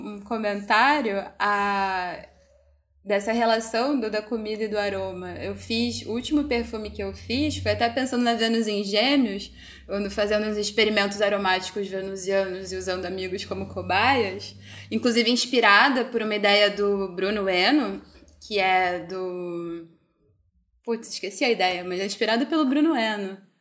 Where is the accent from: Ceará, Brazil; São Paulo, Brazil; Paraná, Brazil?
Ceará, Brazil; moved away; eu também sou do Ceará, é uma família de mulheres e todo mundo bruxa, herveira, curandeira. E na época que eu morei lá, eu fui criada por uma tia-avó